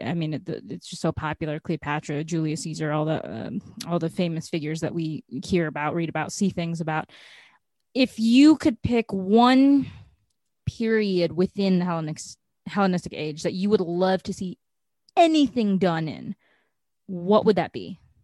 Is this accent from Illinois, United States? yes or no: yes; Chicago, Illinois, United States; I'm from Chicago